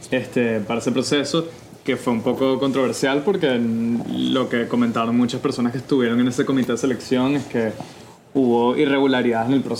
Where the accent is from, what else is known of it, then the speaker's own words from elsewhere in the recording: Caracas, Capital District, Venezuela; de Caracas, Venezuela.